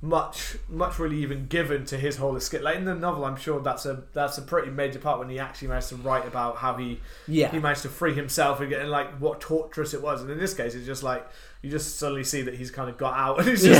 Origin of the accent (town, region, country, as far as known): United Kingdom